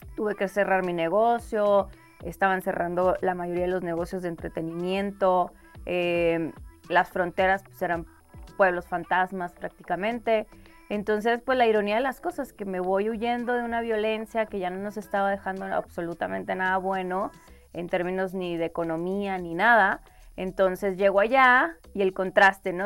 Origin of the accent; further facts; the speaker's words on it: Mexico; moved away as an adult; also born or lived in Colorado, United States; un día sé que voy a regresar a México y quiero ser parte de este movimiento y que ojalá se legalice también en mi país